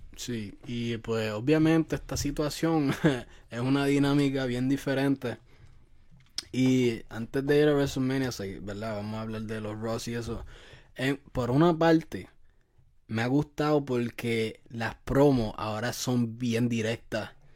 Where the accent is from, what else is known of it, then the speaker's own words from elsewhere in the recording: Puerto Rico; now in United States; yo soy de Puerto Rico